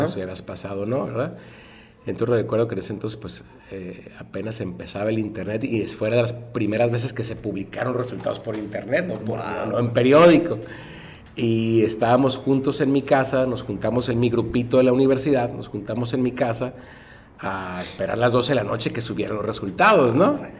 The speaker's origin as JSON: {"language": "Spanish", "town": "Tijuana", "region": "Baja California", "country": "Mexico", "said": "yo soy orgullosamente tijuanense y orgullosamente del centro"}